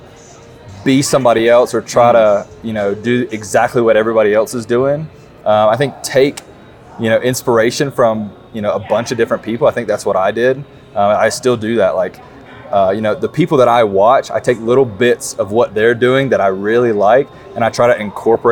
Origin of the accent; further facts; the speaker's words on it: South Carolina, United States; I am from South Carolina